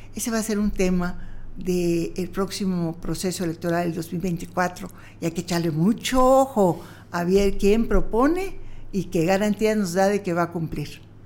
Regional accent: Yucatán, Mexico; como yucateca

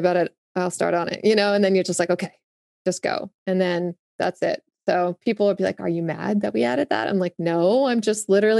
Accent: Augusta, Georgia, United States; born there; Well, I was born in the South. So as my, I was born in Augusta, Georgia.

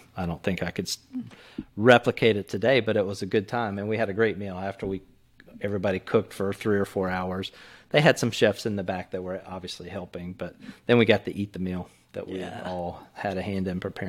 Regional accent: Texas, United States; I've had to kill some chickens, of course, growing up in Texas.

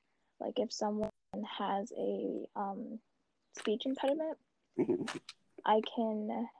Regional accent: New York City, New York, United States; I'm from Brooklyn, New York. I go to SUNY Old Westbury College.

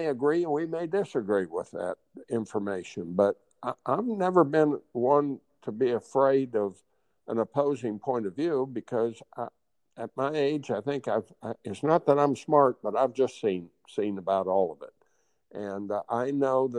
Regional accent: Hutchinson, Kansas, United States; the golf course I learned how to play golf on in my hometown of Hutchinson, Kansas.

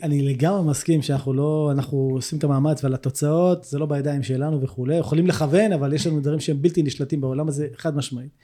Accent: Herzliya, Tel Aviv District, Israel; moved away as an adult; also born or lived in Jerusalem; now in Kibbutz Hanaton, Israel; אני גדלתי בהרצליה

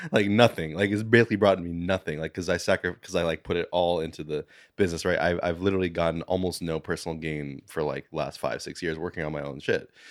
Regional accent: New York City, New York, United States; I was born in Manhattan, um, went to, you know, school and everything here my whole life

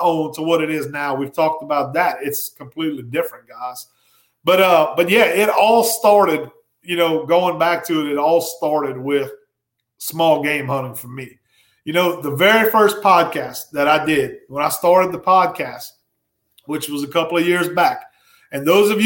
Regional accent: Ville Platte, Louisiana, United States; growing up in my hometown of Ville Platte, Louisiana

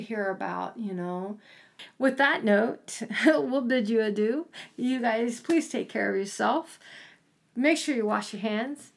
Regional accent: East Coast, United States; I grew up on the East Coast

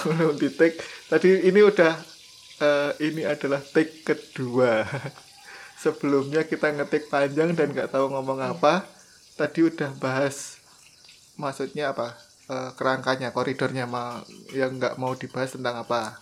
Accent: Java, Indonesia; kita berdua dari Jawa.

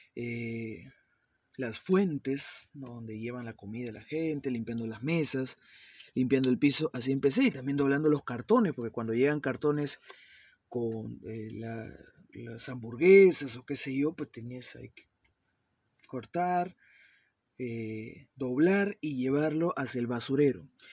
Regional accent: Peru; also born or lived in Miami, United States / West Palm Beach, United States; mi país natal, Perú

